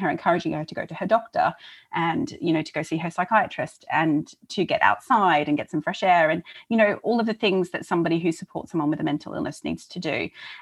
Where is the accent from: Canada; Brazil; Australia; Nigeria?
Australia; Melbourne, Victoria; now in London, United Kingdom; I grew up in Australia